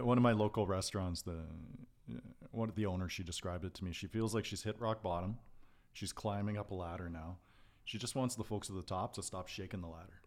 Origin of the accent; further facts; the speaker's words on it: Calgary, Alberta, Canada; I grew up in East Calgary, in Dover, Forest Lawn